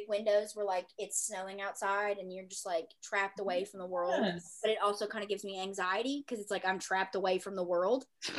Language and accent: English; the South, United States; I am from the South.